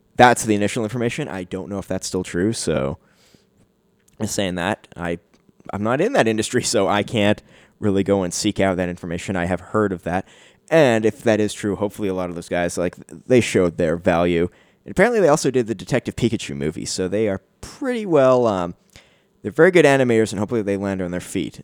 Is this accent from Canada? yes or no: yes; Canada; I'm Canadian